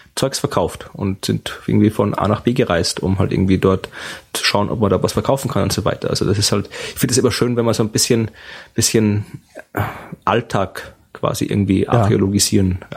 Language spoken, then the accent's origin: German; Austria; bin in Österreich aufgewachsen mit einem österreichischen Vater und der deutschen Mutter